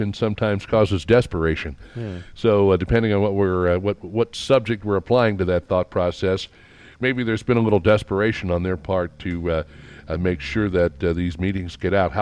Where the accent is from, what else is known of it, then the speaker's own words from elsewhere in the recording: St. Louis, Missouri, United States; growing up in St. Louis